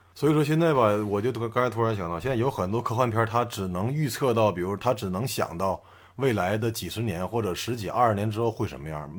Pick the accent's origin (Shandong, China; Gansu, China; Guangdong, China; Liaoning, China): Liaoning, China; 我们辽宁人